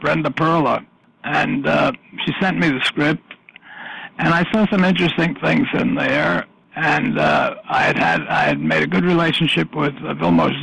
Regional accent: New York City, New York, United States; being born and brought up in the Bronx

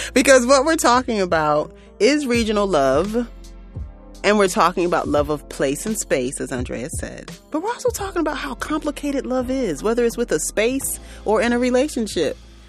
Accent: New York, United States; even though I grew up in Central New York, I definitely know my roots. I'm sorry, roots are definitely Southern. I'm still a Southern girl.

